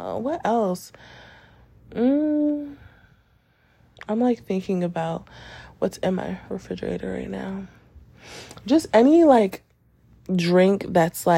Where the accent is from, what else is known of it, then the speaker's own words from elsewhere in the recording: New York, United States; I'm a New Yorker